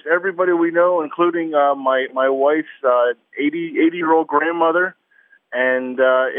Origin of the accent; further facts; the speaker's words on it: New Jersey, United States; now in Dallas, United States; I'm from New Jersey